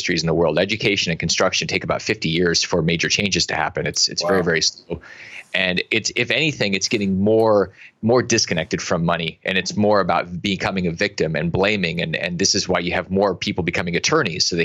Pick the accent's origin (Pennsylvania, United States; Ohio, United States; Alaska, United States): Alaska, United States; I grew up in Alaska and I've been in Africa a bunch